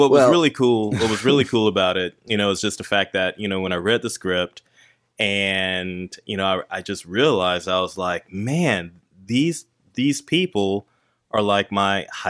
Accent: North Carolina, United States; where I grew up in North Carolina

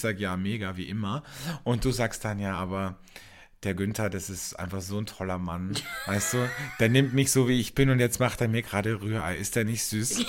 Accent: Wörthersee, Carinthia, Austria; now in Germany; da, wo ich aufgewachsen bin, am Wörthersee, in einem Tourismusgebiet

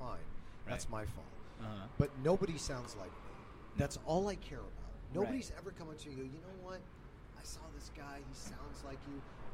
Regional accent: San Francisco, California, United States; I grew up in San Francisco

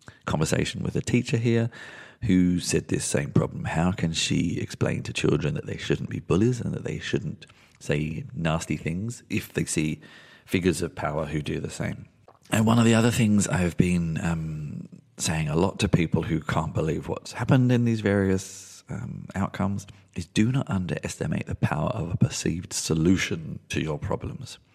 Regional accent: London, United Kingdom; I was born in London.

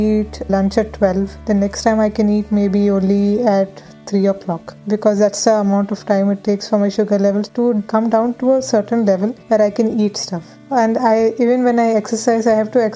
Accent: Pune, Maharashtra, India; moved away as an adult; now in Netherlands; I'm originally from Pune, but I'm currently pursuing my master's degree in the Netherlands

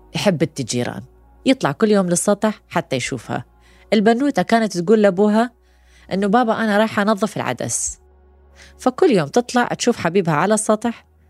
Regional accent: Iraq; احنا عراقيين

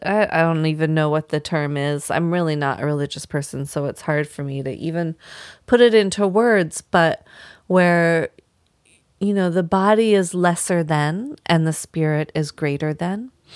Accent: Vermont, United States; moved away as an adult; also born or lived in Washington State; now in Maine, United States; growing up in Vermont my whole life.

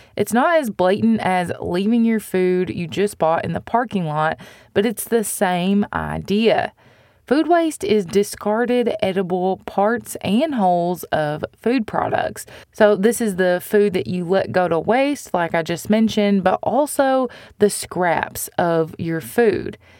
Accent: United States; as American consumers

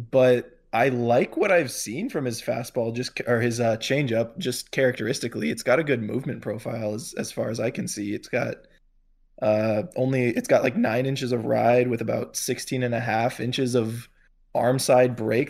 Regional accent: near Tampa–St. Petersburg area, Florida, United States; I grew up, uh, sort of around that area, not exactly in the Tampa Saint Pete area, but close enough

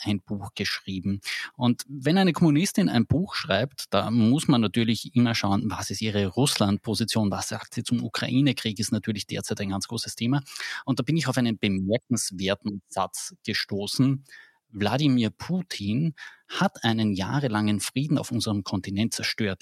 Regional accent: Carinthia, Austria; bei uns in Kärnten

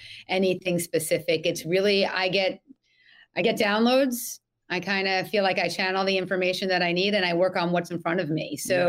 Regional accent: New York City, New York, United States; I grew up in Manhattan, and now I live in a suburb outside of the city.

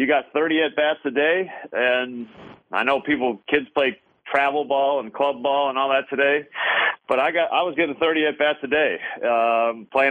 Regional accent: South Bend, Indiana, United States; I was born in South Bend

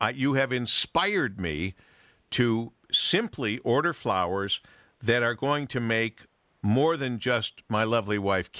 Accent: Monroe, United States; growing up in Monroe

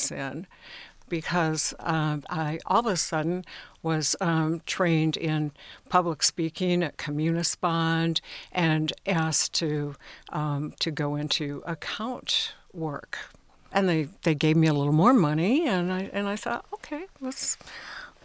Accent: Lathrop Village, Michigan, United States; I grew up in Lathrop Village

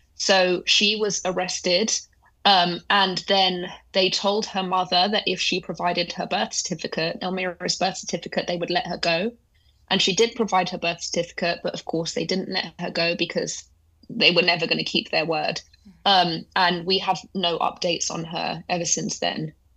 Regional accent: London, United Kingdom; they eventually left Iran, came to London. That's where I was born.

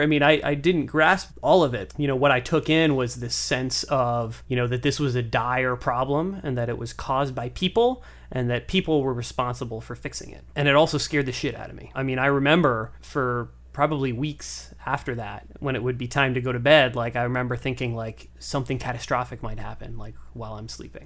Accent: Boston, Massachusetts, United States; I grew up in the Boston area

